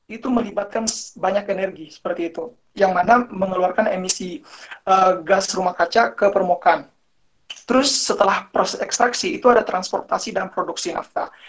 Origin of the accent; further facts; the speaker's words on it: Tidore, North Maluku, Indonesia; also born or lived in Malang; saya ingin menceritakan pengalaman saya sebelum saya pindah ke Malang ya. Jadi uh, saya berasal dari Tidore. Jadi di daerah saya itu masyarakatnya masih gotong royong banget.